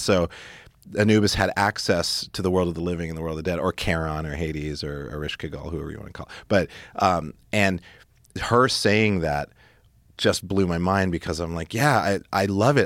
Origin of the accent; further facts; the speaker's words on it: Great Falls, Montana, United States; also born or lived in Stuttgart, Germany / Italy / Spain; when we were teenagers growing up in Montana